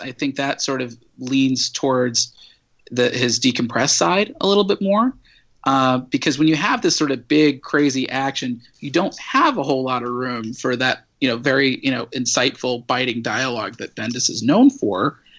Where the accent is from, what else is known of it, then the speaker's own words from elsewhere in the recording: Midwest, United States; You know, I grew up in the Midwest. I used to be a newspaper reporter.